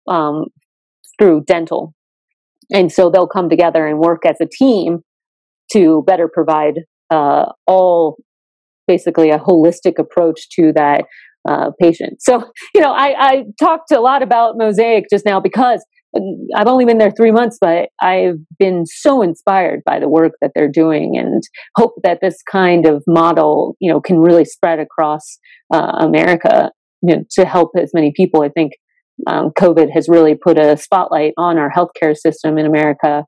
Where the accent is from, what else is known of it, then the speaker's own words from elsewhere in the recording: Colorado, United States; also born or lived in Washington, D.C.; now in Bend, United States; Growing up in Colorado